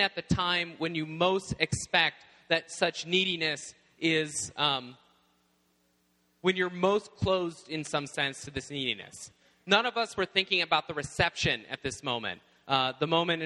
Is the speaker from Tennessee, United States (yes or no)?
yes; Tennessee, United States; now in Indiana, United States; when we first moved to my home in Tennessee in the South, I arrived at my home, and we moved in. I was 9 years old